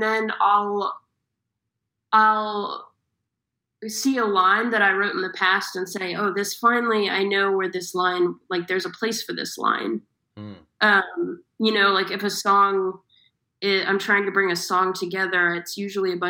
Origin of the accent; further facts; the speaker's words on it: Austin, Texas, United States; now in London, United Kingdom; I'm from Austin, Texas